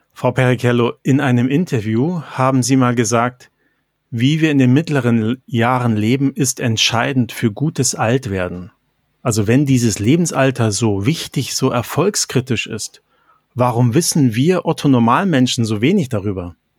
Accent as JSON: {"language": "German", "country": "Germany", "tie": "born or raised there", "said": "Mann, geboren 1970 in Deutschland"}